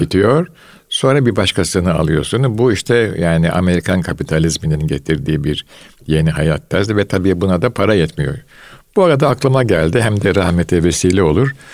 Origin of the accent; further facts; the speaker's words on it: Istanbul, Turkey; Fatih vesaire bu muhitlerde büyüdüm.